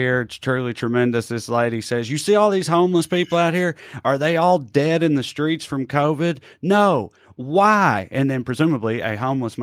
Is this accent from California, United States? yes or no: no; Tennessee, United States; my home state